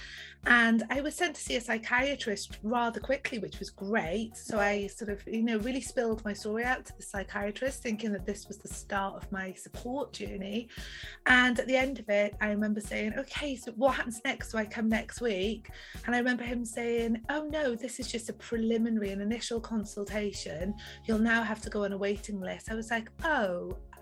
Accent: South Wales, United Kingdom; I grew up in South Wales in a little village near the Gower Peninsula

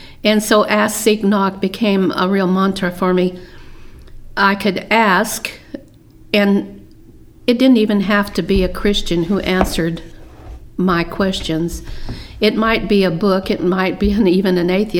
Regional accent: Midwest, United States; moved away as an adult; now in Texas, United States; I grew up in the Midwest

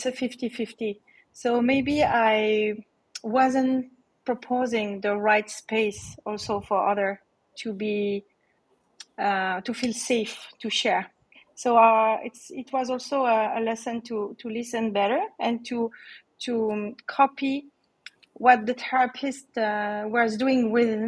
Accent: Switzerland; moved away as an adult; also born or lived in Asia; So I'm in Switzerland, actually. I'm Swiss in Switzerland

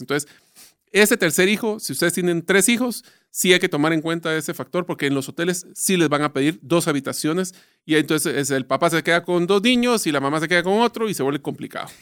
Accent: Guatemala; Nosotros ya estamos acostumbrados

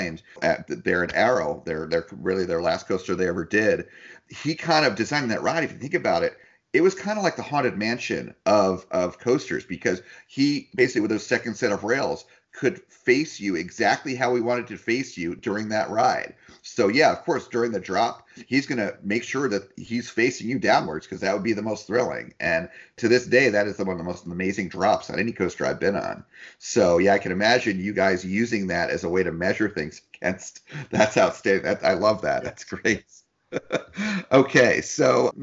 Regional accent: New Jersey, United States; also born or lived in California; now in Florida, United States; I grew up in New Jersey.

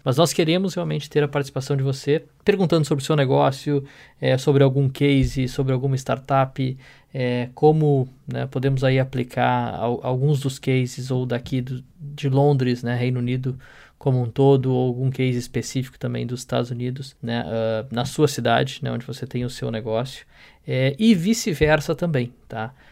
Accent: Porto Alegre, Rio Grande do Sul, Brazil; now in London, United Kingdom; eu sou de Porto Alegre, né, do Rio Grande do Sul

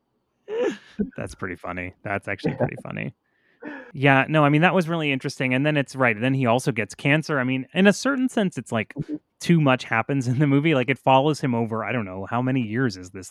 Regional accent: the South, United States; I'm from the South

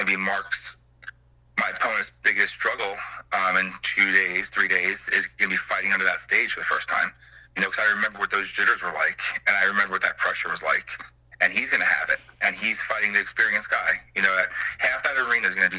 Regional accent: Long Island, New York, United States; now in Roanoke, United States; I'm from Long Island, New York. I refer to Roanoke as my home now

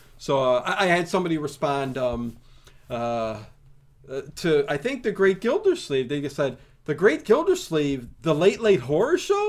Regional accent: Lawrence, Kansas, United States; Filmed in my hometown of Lawrence, Kansas.

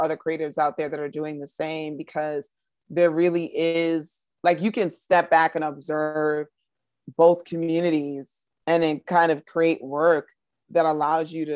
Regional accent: New York, United States; I grew up in New York

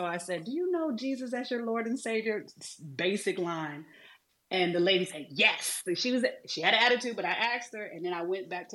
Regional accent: Detroit, Michigan, United States; I grew up in Detroit

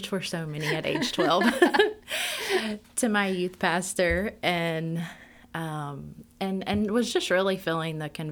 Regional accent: Shreveport, Louisiana, United States; I grew up here in Shreveport, and I grew up in a very loving family.

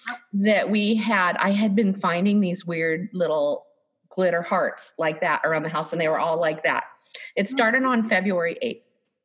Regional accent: a few miles south of Blaine, Washington, United States; moved away; came down through the border in Blaine, Washington, which is like a few miles north of where I grew up.

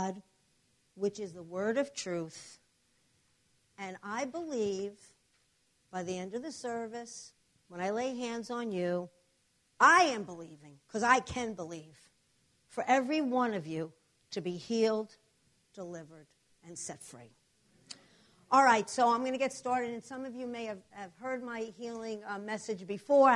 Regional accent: New Jersey, United States; from New Jersey, but our church is in New York City, so you're gonna. I have an accent

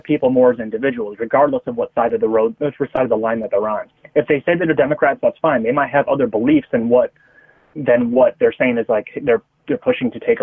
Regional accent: United States; I'm just an American

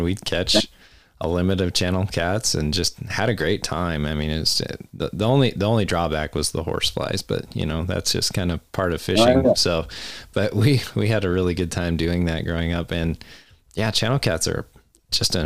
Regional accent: Cheyenne, Wyoming, United States; growing up in Cheyenne

